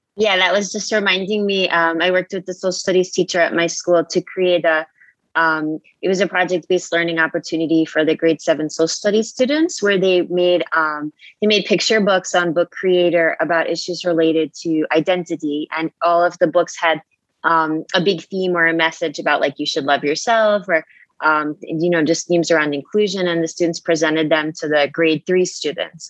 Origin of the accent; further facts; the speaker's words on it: Long Island, New York, United States; now in New Delhi, India; I'm from Long Island